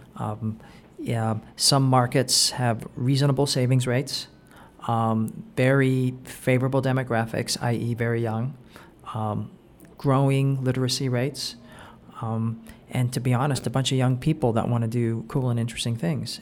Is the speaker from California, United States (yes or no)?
yes; Anaheim, California, United States; I'm from Anaheim, so sometimes we say Magic Kingdom